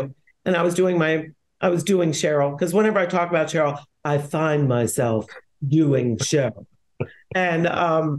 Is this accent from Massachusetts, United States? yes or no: no; Silver Spring, Maryland, United States; moved away; also born or lived in New York; since growing up in Silver Spring